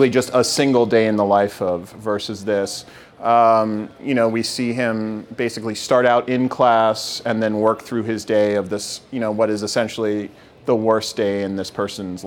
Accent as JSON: {"language": "English", "region": "Massachusetts", "country": "United States", "tie": "born or raised there", "also_born_or_lived": "New York", "said": "I was born in New York, and I grew up in Massachusetts"}